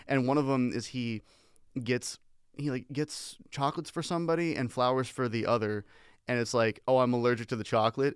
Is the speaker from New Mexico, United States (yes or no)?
no; Washington, United States; now in Las Vegas, United States; I was born in Washington State